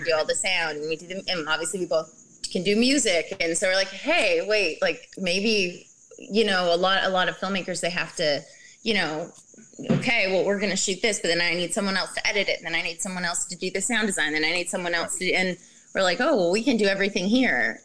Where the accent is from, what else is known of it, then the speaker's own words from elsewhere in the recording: Canada; I'm from Canada